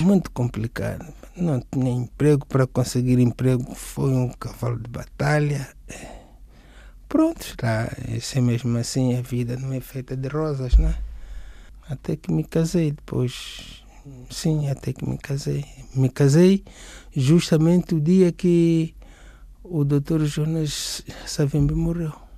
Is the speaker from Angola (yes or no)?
yes; Benguela, Angola; moved away as an adult; now in Portugal; nasci em Benguela. Eu cheguei aqui em Portugal no ano 2000